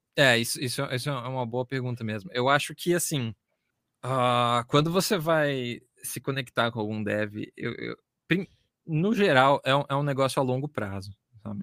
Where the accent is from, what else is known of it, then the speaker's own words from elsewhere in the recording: Brazil; a gente é brasileiro